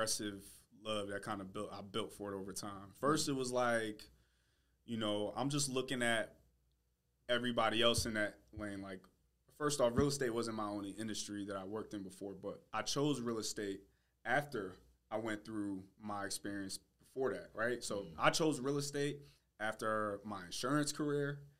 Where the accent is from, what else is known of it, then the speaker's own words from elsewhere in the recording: Connecticut, United States; moved away as an adult; also born or lived in Hartford, Connecticut; now in Atlanta, United States; when I came to Atlanta because I'm from Connecticut